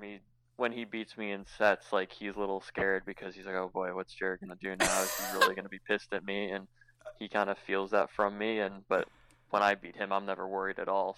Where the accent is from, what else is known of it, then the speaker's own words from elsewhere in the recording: Chicago, Illinois, United States; growing up in Chicago was amazing